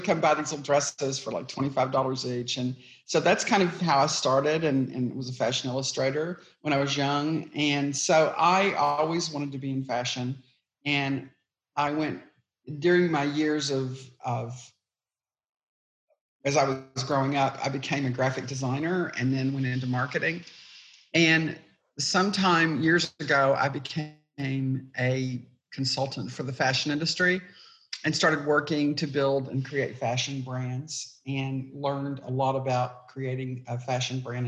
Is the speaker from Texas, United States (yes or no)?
yes; East Texas, United States; I grew up in East Texas